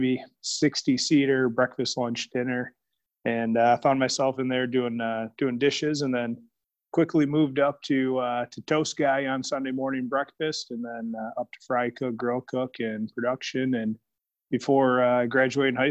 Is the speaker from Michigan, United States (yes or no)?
yes; Michigan, United States; also born or lived in Big Rapids, Michigan / Detroit area / New York / Ohio; I was born and raised in Michigan, over in the west side of the state, in a small town called Big Rapids. And then around grade school, moved to the Detroit area.